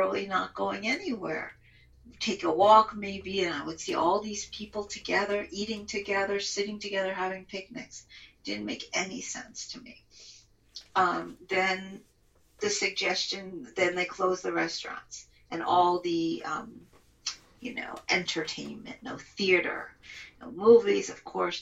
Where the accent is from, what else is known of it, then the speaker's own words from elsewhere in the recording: New York, United States; now in Israel; I'm an American, New York Israeli